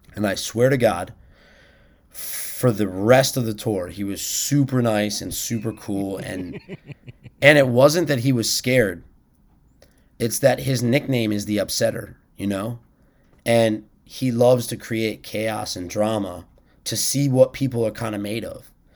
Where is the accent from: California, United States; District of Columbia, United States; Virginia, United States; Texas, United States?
District of Columbia, United States; Washington; I grew up in Washington, D C